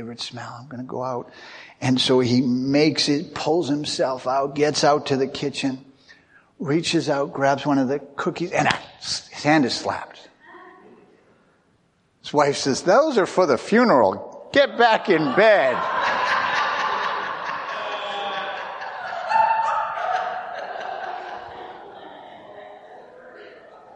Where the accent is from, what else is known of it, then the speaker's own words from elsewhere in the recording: United States; I'm really an American. I don't speak English. I speak American.